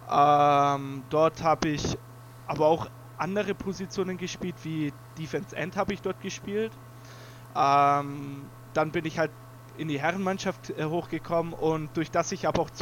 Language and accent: German; Nuremberg, Bavaria, Germany; born there; bin gebürtiger Nürnberger